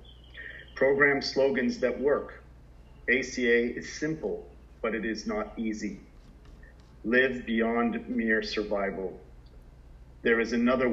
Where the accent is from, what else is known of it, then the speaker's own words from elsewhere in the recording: Southern Florida, United States; now in Sydney, Australia; growing up in Southern Florida in the late 70s